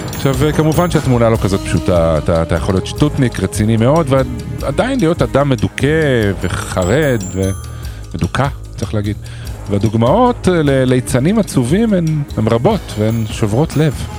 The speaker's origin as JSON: {"language": "Hebrew", "country": "Israel", "said": "אנחנו ישראלים"}